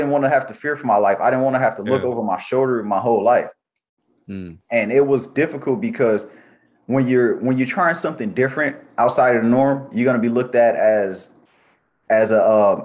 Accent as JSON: {"language": "English", "town": "Los Angeles", "region": "California", "country": "United States", "tie": "born or raised there", "also_born_or_lived": "Compton, California", "said": "I grew up in Watts, California"}